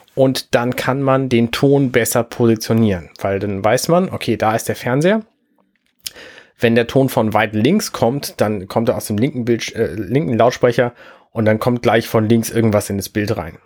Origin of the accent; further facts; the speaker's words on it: Germany; bei uns in Deutschland